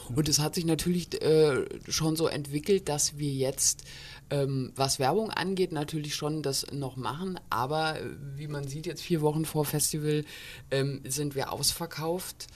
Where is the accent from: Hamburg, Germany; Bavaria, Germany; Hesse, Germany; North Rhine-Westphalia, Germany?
Hesse, Germany; Borken; moved away as an adult; also born or lived in Heidelberg / Ulm; now in Kassel, Germany; ich komme ursprünglich auch hier aus Borken